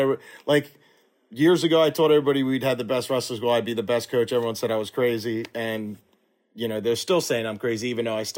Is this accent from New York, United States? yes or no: no; Philadelphia, Pennsylvania, United States; also born or lived in Florida; I'm from the Philly area